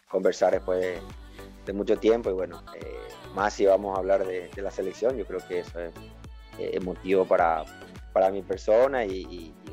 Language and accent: Spanish; Ecuador; moved away; cuando yo salí de Ecuador, creo que salí en el 2004